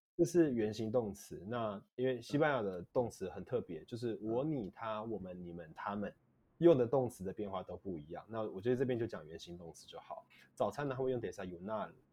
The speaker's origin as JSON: {"language": "Chinese", "country": "Taiwan", "said": "我们台湾人会讲早安大概是中午以前"}